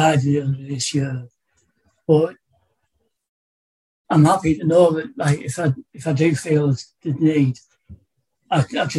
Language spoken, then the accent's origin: English; Darlington, North East England, United Kingdom; moved away as an adult; also born or lived in Bolton; I was brought up in the North East in Darlington, about 30 miles south of here